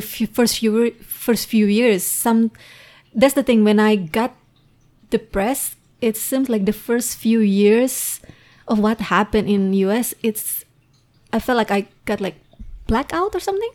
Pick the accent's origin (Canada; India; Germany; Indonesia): Indonesia; English is a second language; moved away as an adult; now in United States; when I was still in Indonesia